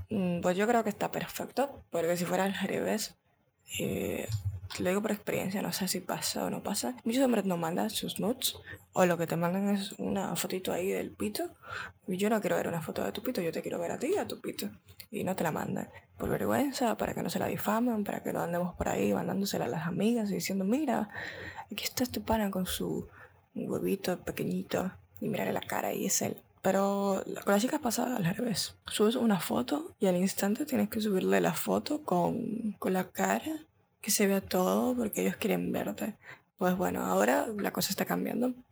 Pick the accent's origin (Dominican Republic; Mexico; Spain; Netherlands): Dominican Republic; Dios mío, estoy hablando como mexicana y soy dominicana, qué puta.